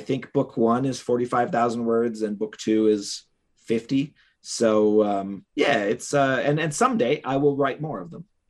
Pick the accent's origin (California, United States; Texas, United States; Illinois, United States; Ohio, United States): Ohio, United States; Cleveland; Cleveland, Ohio, which is my hometown